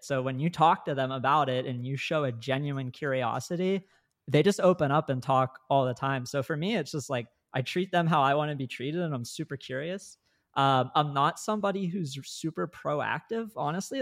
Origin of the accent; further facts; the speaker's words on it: Northeast Ohio, United States; I grew up in Northeast Ohio